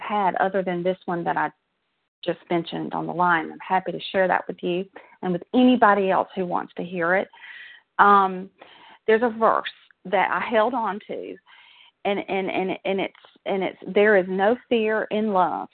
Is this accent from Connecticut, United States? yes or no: no; South Georgia, United States; accent: Southern; I grew up in South Georgia. Um, I'm a Southern girl, as you can probably tell from my accent